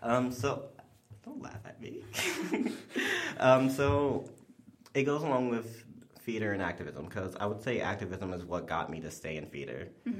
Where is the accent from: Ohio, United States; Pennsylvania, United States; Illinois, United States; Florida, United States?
Illinois, United States; Chicago; I grew up in Southside Chicago, spent most of my childhood there, and then like Jeffrey Manor, and then Washington Heights. And I've been bouncing around the city since then.